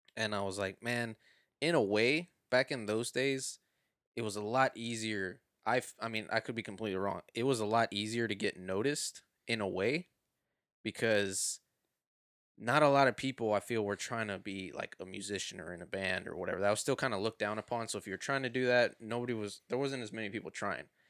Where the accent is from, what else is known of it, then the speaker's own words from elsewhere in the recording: Houston, Texas, United States; I was born here